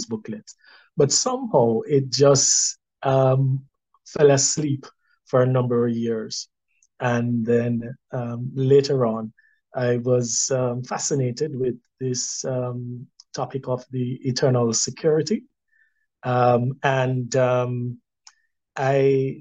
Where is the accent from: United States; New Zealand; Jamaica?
Jamaica; Kingston; I was born in Kingston